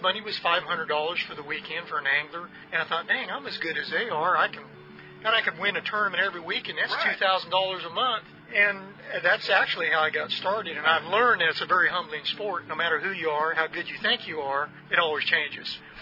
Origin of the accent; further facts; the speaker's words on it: Northern California, United States; I was born and raised in Northern California